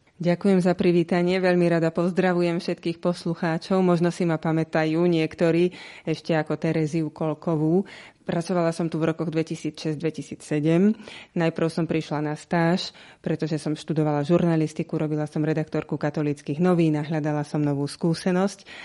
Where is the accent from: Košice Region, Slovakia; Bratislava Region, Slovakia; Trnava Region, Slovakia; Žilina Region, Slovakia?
Žilina Region, Slovakia; Žilina; som zo Žiliny